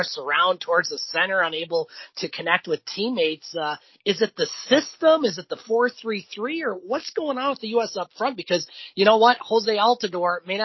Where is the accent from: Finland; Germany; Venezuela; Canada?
Canada; As a Canadian